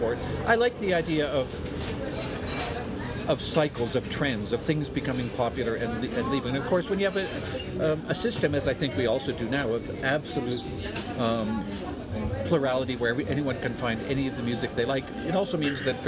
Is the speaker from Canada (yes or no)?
yes; Canada; as a Canadian